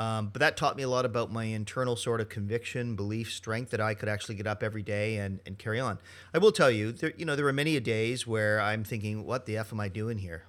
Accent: Canada; Monsieur Poisson hires me because I'm Canadian

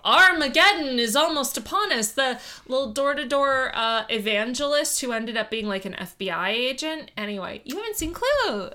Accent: South Florida, United States; growing up in South Florida, during Andrew

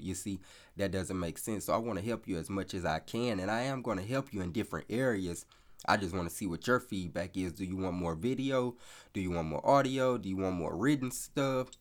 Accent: the South, United States; I'm from the South, so I say y'all

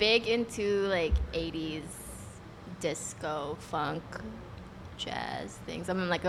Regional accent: Philippines; moved away as an adult; now in Chicago, United States; No, I'm from the Philippines and I moved here around 7 years ago for school.

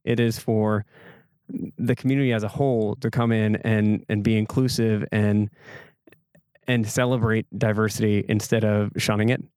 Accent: Egg Harbor, Wisconsin, United States; growing up in Egg Harbor, it was, it was definitely a different vibe here

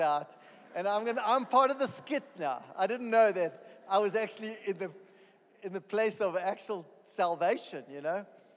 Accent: East London, Eastern Cape, South Africa; moved away; I'm a South African. I was born in East London, in a little corner of South Africa

